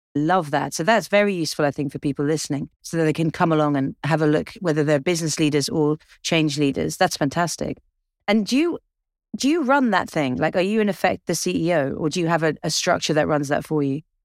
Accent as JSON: {"language": "English", "region": "England", "country": "United Kingdom", "said": "I'm English"}